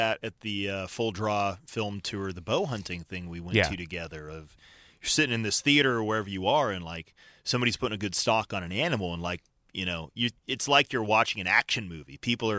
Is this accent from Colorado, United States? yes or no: yes; Colorado, United States; Even growing up in Colorado